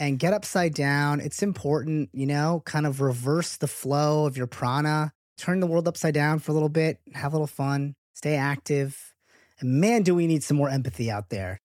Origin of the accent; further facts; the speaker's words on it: United States; being American-born